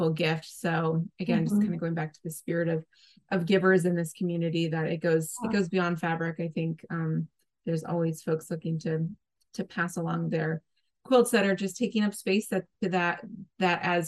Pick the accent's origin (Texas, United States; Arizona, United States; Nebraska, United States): Nebraska, United States; my home state of Nebraska. That's where I grew up